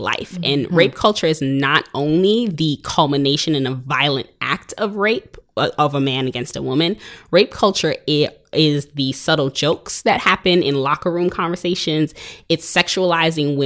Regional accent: New York City, New York, United States; I am from Brooklyn. I'm living out here. I'm an educator in Brooklyn

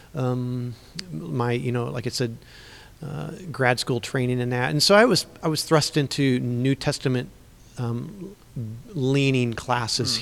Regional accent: Central Illinois, United States; also born or lived in Missouri; I grew up in Central Illinois in a Christian home

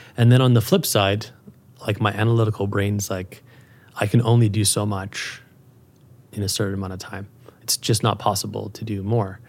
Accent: Calgary, Alberta, Canada; moved away as an adult; also born or lived in Europe; It's my hometown. It's where I grew up

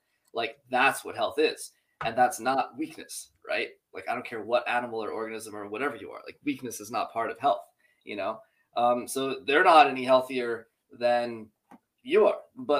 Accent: New Jersey, United States; I'm Jersey Italian, just like you are.

